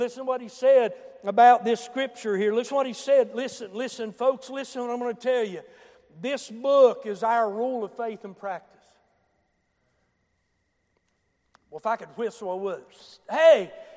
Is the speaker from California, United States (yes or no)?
no; Boone County, West Virginia, United States; I come from Boone County. I remember where the hard road stopped a few hundred feet before Wharton Junior High School.